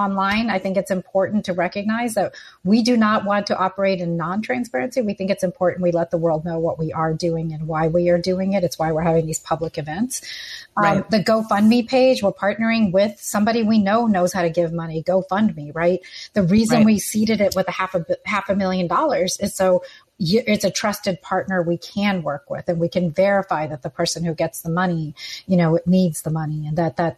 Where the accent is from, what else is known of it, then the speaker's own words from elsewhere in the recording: Houston, Texas, United States; Houston, Harris County